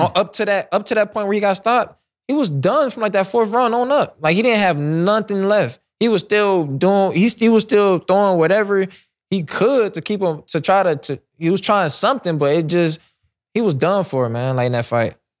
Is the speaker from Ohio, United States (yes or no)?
yes; Cleveland, Ohio, United States; my hometown, Cleveland, Ohio.